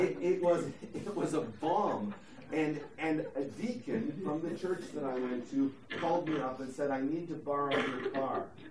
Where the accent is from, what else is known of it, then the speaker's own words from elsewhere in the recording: DuBois, Pennsylvania, United States; moved away; I grew up in Du Bois, Pennsylvania.